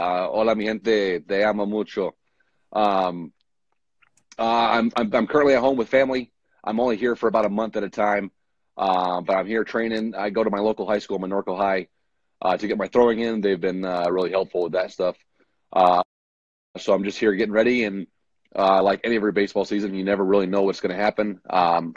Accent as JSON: {"language": "English", "town": "Norco", "region": "California", "country": "United States", "tie": "born or raised there", "said": "I grew up in Southern California. I went to Norco High School"}